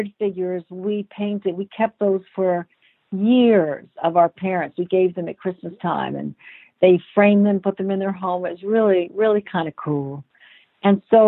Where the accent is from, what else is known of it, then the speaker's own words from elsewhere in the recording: Los Angeles, California, United States; also born or lived in Columbus, Ohio; we grew up in Los Angeles. I was born in Columbus, Ohio. We moved here when I was 5.